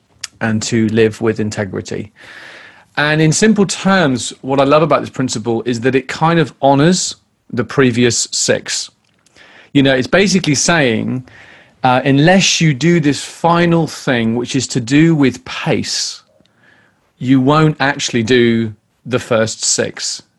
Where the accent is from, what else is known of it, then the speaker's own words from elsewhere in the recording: California, United States; You know, I'm Californian. You know, I like to take it easier.